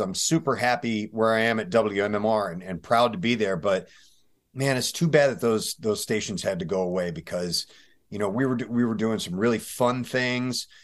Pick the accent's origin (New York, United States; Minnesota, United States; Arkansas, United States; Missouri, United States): Missouri, United States; St. Louis; also born or lived in Tennessee / Greenwood, South Carolina; I did most of my growing up in, uh, Saint Louis, Missouri